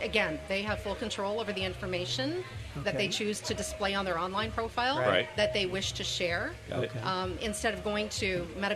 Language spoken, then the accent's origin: English; London, Ontario, Canada; London, Ontario, Canada.